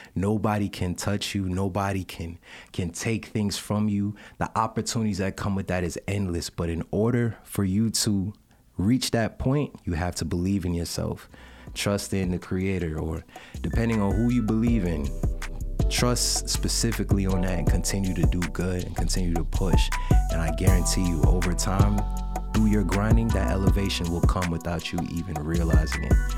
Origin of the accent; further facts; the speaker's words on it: New York, United States; I'm from New York originally.